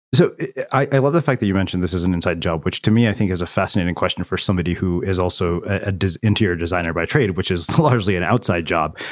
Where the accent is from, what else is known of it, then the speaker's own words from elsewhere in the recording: small Texas town, United States; moved away; as an Indian person, spent seven years living in a small Texas town